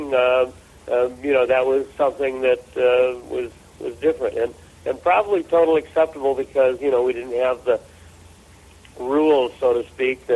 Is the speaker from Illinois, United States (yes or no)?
yes; Chicago, Illinois, United States; I was growing up on the Great South Side of Chicago